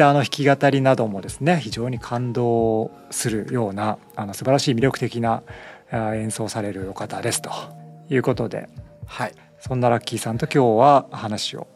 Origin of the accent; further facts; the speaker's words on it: Matsudo, Chiba, Japan; moved away as an adult; also born or lived in Tokyo / Hyogo; now in Ishigaki, Japan; 僕はもう出身が千葉ですねあ千葉なんですね千葉の松戸あ生まれが松戸